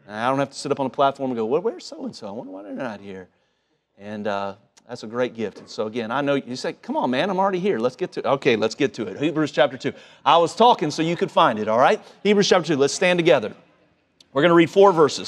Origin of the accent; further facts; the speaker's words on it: Cincinnati, Ohio, United States; moved away; home growing up in Cincinnati